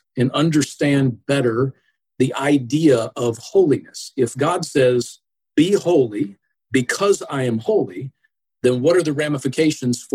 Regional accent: Atlanta, Georgia, United States; now in Buffalo, United States; I grew up in Georgia. And so I'm originally from the southeast portion of the United States, metro Atlanta area.

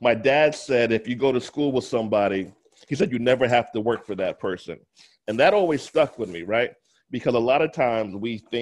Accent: New York, United States; now in Atlanta, United States; I'm a Jamaican heritage. That's also a Jamaican background. Born in New York, currently in Atlanta

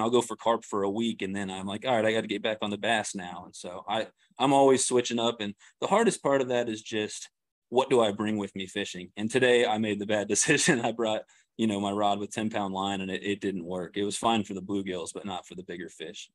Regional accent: Kansas City, Missouri, United States; moved away as an adult; now in Springfield, United States; I'm from the Kansas City area

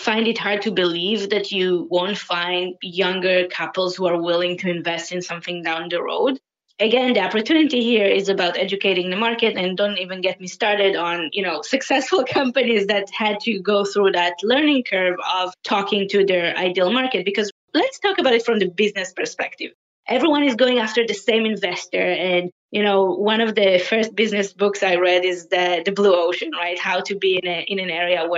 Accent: Tel Aviv, Tel Aviv District, Israel; moved away as an adult; also born or lived in Paris; now in Toronto, Canada; I am originally from Tel Aviv

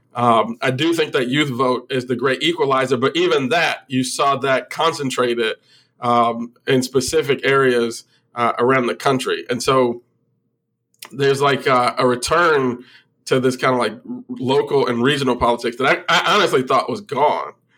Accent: Illinois, United States; my home state of Illinois

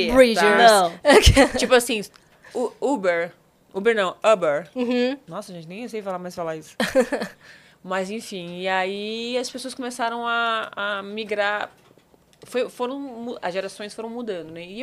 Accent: Campos dos Goytacazes, Rio de Janeiro, Brazil; porque eu sou de Campos dos Goitacazes, no interior do Rio de Janeiro. Sei. Que é a divisa com o Espírito Santo, né? A última cidade do norte do, do estado, divisa com o Espírito Santo.

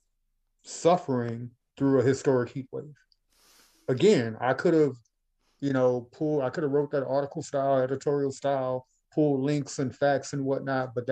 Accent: Baton Rouge, Louisiana, United States; my hometown, Baton Rouge

